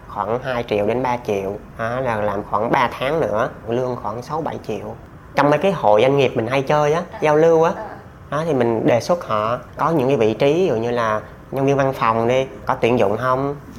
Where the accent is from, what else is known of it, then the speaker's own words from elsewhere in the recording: Gia Lai, Vietnam; sinh ra và lớn lên ở Gia Lai